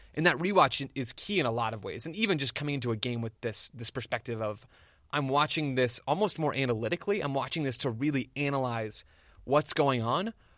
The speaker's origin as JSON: {"language": "English", "town": "Phoenix", "region": "Arizona", "country": "United States", "tie": "born or raised there", "said": "I'm, I'm an Arizona guy, born and raised here. I'm recording from Phoenix right now"}